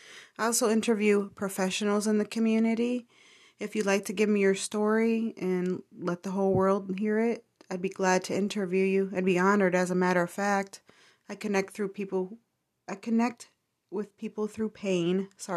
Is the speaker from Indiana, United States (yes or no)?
yes; Middlebury, Indiana, United States; I grew up in Middlebury.